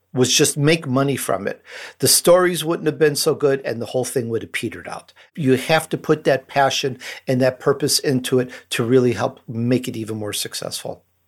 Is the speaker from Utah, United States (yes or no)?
no; Chicago, Illinois, United States; accent: Chicago; also born or lived in Sicily, Italy; I grew up in Chicago